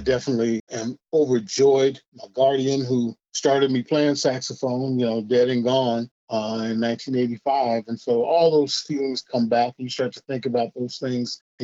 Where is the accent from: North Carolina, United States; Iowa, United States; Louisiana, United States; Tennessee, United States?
Iowa, United States; Des Moines; I grew up in Des Moines, Iowa